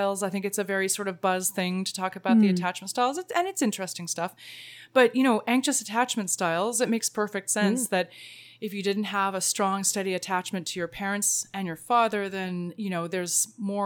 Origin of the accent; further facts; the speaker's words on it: Canada; I'm Canadian